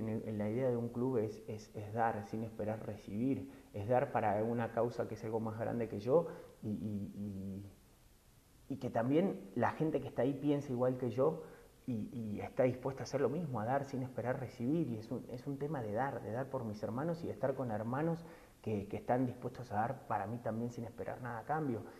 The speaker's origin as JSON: {"language": "Spanish", "country": "Argentina", "moved": "as an adult", "lives_now": "Mexico", "said": "soy argentino, que vivo hace 15 años en México"}